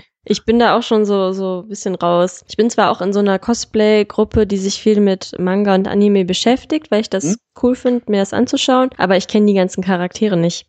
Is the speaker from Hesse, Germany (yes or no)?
no; Solingen, North Rhine-Westphalia, Germany; ich komme ja aus Solingen